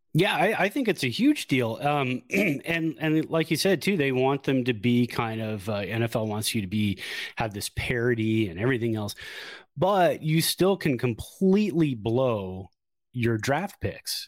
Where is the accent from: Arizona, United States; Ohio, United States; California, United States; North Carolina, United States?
California, United States; Santa Clara; Lived in Santa Clara, born and raised in Santa Clara